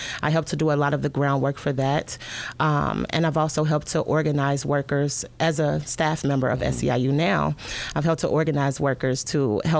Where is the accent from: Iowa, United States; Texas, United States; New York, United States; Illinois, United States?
Illinois, United States; Chicago; I am from Chicago. My father is a West Sider. My mom is a South Sider. I've lived pretty much from house to house. I stayed on the South Side, the West Side, Naperville, Warrenville, Wheatonville, Glen Ellen.